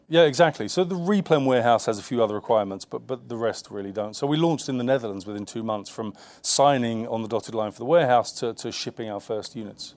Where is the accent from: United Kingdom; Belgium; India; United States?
United Kingdom; London; I grew up in the East End of London